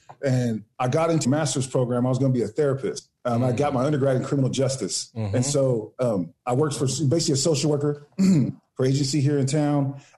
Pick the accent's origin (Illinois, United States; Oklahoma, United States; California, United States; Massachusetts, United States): California, United States; Woodland; also born or lived in Sacramento, California; Yeah, I was actually raised in Woodland. I was born in Sac and raised in Woodland.